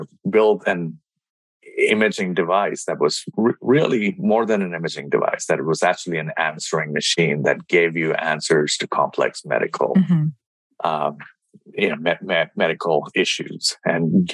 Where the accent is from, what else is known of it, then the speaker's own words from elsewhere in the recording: India; moved away; I grew up in India, with my dad was an entrepreneur and an engineer